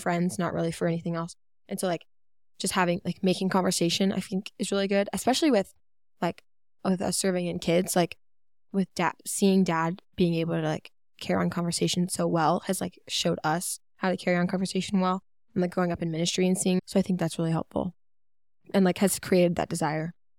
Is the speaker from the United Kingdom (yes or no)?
no; Georgia, United States; also born or lived in North Carolina; we moved to Georgia from North Carolina